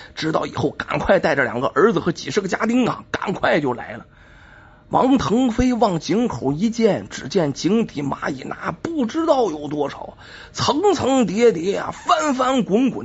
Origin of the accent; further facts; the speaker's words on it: China; 我们中国人呢经常说